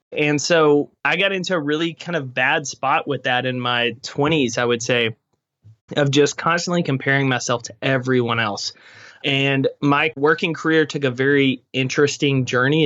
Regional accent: East Texas, United States; I grew up in East Texas

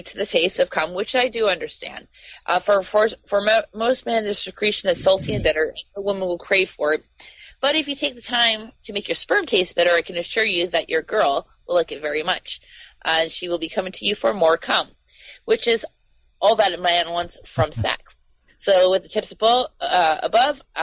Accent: Canada; I'm from Canada.

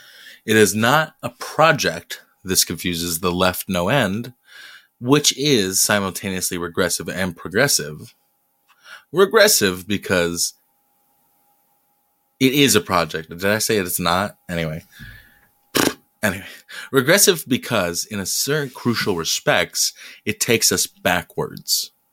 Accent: Detroit, Michigan, United States; I'm from Detroit

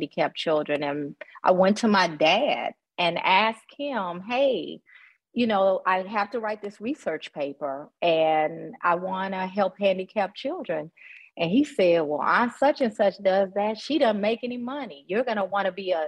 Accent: Nashville, Tennessee, United States; born or raised there; moved away as an adult; also born or lived in Atlanta, Georgia / Boston, Massachusetts / Memphis, Tennessee

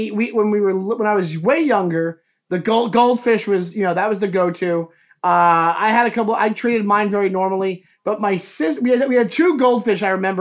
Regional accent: Long Island, New York, United States; I grew up in Long Island, New York

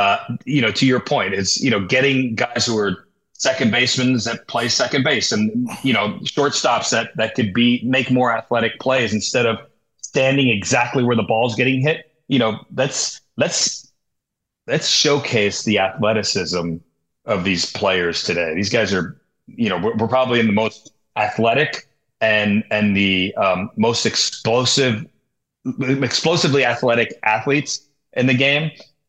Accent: San Diego, California, United States; You see growing up in San Diego, you know, when I was coming up, we had in our conference, we had three guys that threw 90.

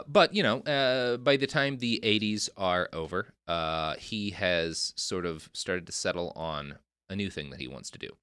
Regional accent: Texas, United States; I grew up in Texas

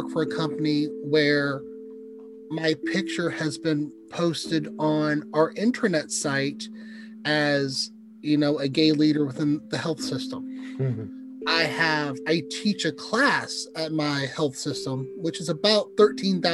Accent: 35 minutes from Columbia, Missouri, United States; now in Kansas City, United States; drive 35 minutes back to my hometown

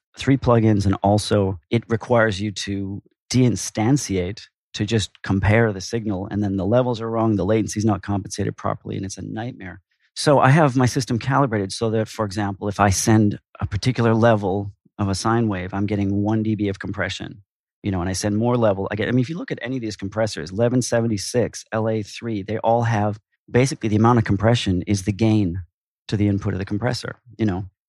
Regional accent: Minneapolis, Minnesota, United States; moved away as an adult; now in New York, United States; I'm originally from Minneapolis.

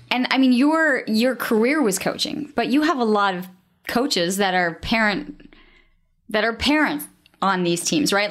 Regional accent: Canada; I'm Canadian

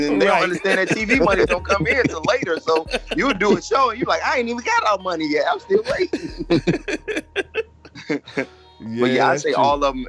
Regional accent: Chicago, Illinois, United States; moved away as an adult; now in Los Angeles, United States; I'm from Chicago. I'm a comic.

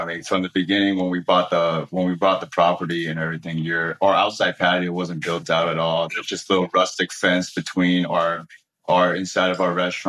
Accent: Oahu, Hawaii, United States; also born or lived in Kauai; growing up on Oahu. But like, yeah, when we were real little, Kauai was where we were born.

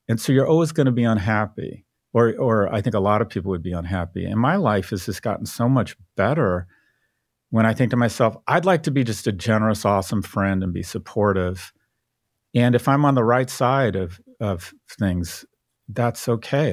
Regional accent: San Diego, California, United States; I was born in San Diego, but I didn't have any family around

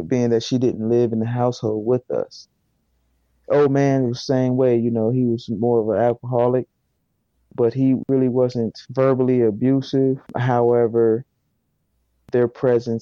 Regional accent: Fort Wayne, Indiana, United States; I am from Fort Wayne, Indiana, born and raised, and I grew up in poverty

